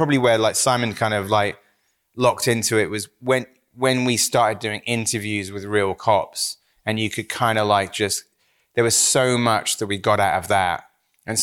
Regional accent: Wells, South West England, United Kingdom; moved away; growing up in Somerset

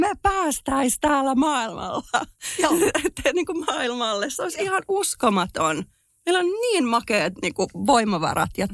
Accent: Finland; moved away as an adult; also born or lived in United States; mähän olen muuttanut Suomesta pois, kun mä olen ollut 22-vuotias ja siis olin Suomesta pois 20 vuotta

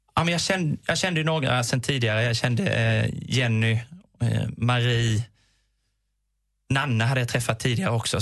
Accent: Småland, Sweden; Jag är smålänning, jag fick den gratis

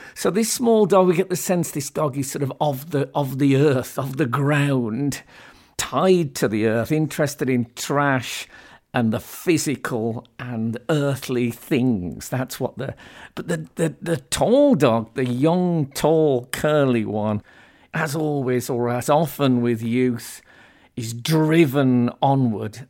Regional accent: Birmingham, West Midlands, United Kingdom; moved away as an adult; now in London, United Kingdom; I grew up essentially in Birmingham and then moved to London in later life.

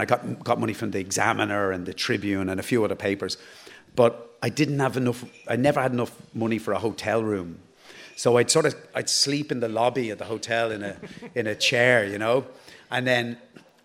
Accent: Ballybrack, Leinster, Ireland; I come from Ballybrack

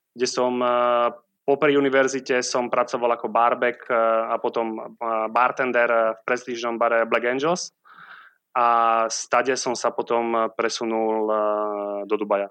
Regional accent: Sliač, Banská Bystrica Region, Slovakia; moved away as an adult; also born or lived in Prague / Dubai / Abu Dhabi / New York; now in Siargao, Philippines; Malé mesto, volá sa to Sliač

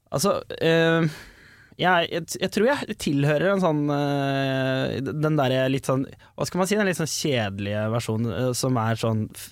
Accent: Asker, Akershus, Norway; born or raised there

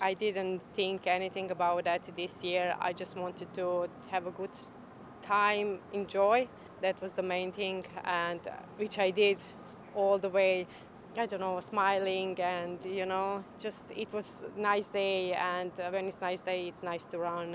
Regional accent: Croatia; English is a second language; moved away as an adult; now in Ireland; I'm from Croatia. I came in Ireland five years ago

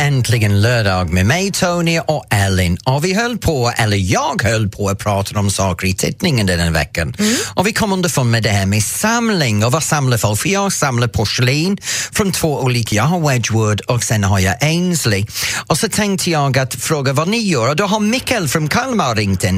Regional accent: England, United Kingdom; Swedish is a second language; now in Sweden

